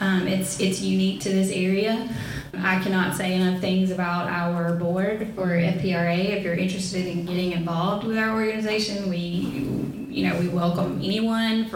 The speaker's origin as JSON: {"language": "English", "region": "the South", "country": "United States", "accent": "southern"}